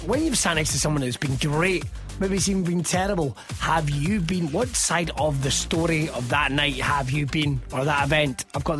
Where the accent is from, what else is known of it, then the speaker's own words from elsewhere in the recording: Scotland, United Kingdom; As a Scotsman